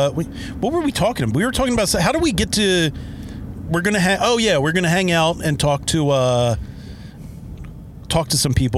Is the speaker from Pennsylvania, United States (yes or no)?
yes; Delco, Pennsylvania, United States; moved away; growing up in Delco